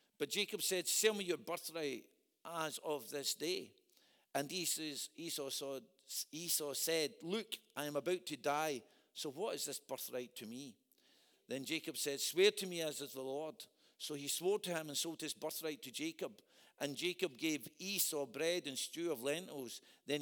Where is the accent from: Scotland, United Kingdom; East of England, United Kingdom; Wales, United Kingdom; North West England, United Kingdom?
Scotland, United Kingdom; predominantly I'm a Scot